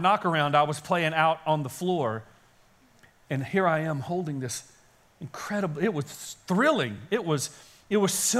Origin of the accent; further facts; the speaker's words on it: Kaysen, Texas, United States; I grew up in Kaysen, as you know, and there are no guitar stores in Kaysen because there were no stores in Kaysen